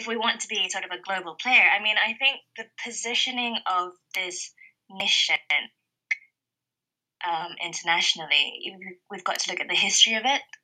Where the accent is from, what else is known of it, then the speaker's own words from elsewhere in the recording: Malaysia; now in United Kingdom; I grew up in Malaysia, which is an ex-colony, ex-British colony